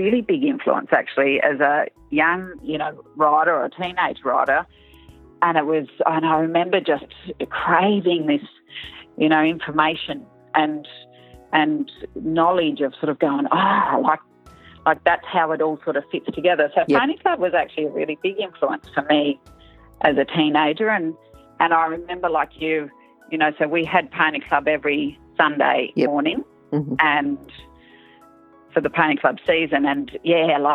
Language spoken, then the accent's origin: English; Larrimah, Northern Territory, Australia; also born or lived in Darwin; I grew up in Larrimah, which is central sort of Northern Territory